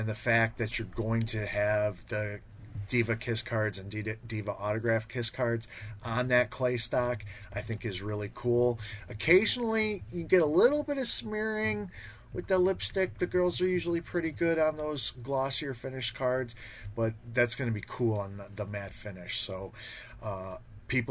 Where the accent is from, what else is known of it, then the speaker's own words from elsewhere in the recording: Chicago, Illinois, United States; Growing up in Chicago